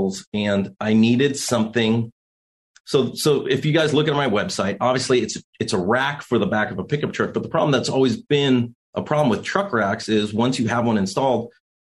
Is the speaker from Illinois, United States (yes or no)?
no; California desert, United States; we grew up out here in the California desert riding with my father